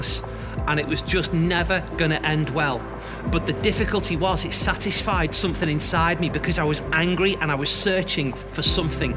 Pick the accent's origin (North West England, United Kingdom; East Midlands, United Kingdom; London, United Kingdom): North West England, United Kingdom; Liverpool; I grew up in Liverpool, in a happy home, in this house just behind me.